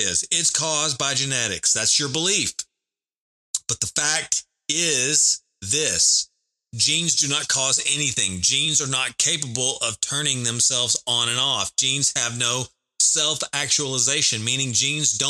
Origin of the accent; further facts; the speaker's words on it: the South, United States; I am from the South in America. I live in Texas